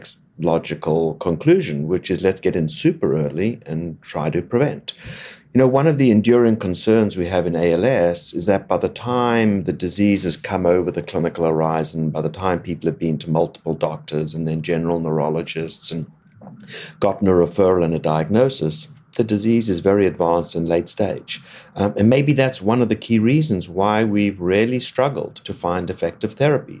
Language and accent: English; Cape Town, Western Cape, South Africa; moved away as an adult; also born or lived in Oxford, United Kingdom / Boston, United States / Atlanta, United States; now in Miami, United States; I grew up in Cape Town, South Africa, which is where I trained originally